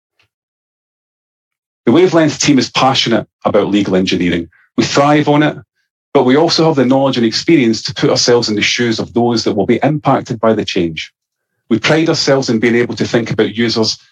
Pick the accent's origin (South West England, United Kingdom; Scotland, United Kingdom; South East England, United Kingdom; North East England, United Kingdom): Scotland, United Kingdom; accent: Scottish; my Scottish accent